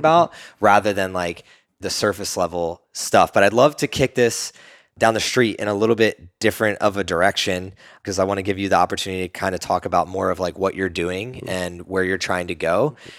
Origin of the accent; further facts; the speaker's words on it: East Coast, United States; now in Austin, United States; we're both from the East Coast